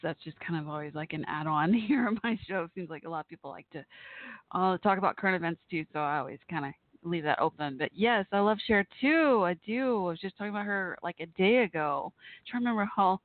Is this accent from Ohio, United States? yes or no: no; Dallas-Fort Worth area, Texas, United States; also born or lived in Waco, Texas; I grew up initially in Waco, Texas until I was 8 years old. And at age eight that summer, we moved to Dallas-Fort Worth area